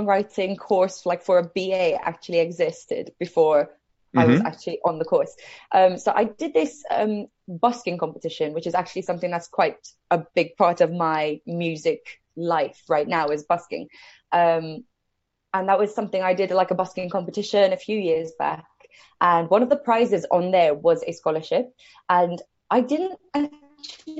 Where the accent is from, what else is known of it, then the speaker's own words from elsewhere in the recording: Malta; moved away as an adult; now in United Kingdom; So I moved over to the UK from Malta, which is where I grew up.